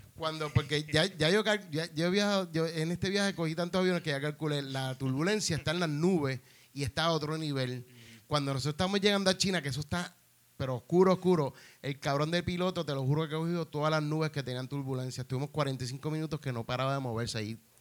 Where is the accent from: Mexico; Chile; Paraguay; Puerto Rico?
Puerto Rico; yo era de Puerto Rico